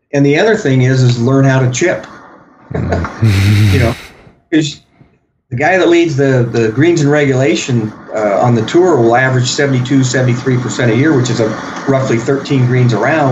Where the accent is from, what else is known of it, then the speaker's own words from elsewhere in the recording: Arizona, United States; when I grew up in Arizona